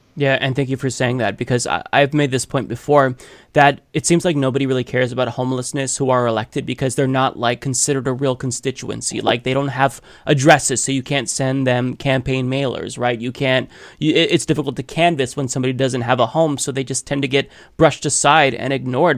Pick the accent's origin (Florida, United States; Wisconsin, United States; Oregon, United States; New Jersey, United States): Oregon, United States; Portland; moved away; I grew up in Saint John's in Portland, Oregon. This is in North Portland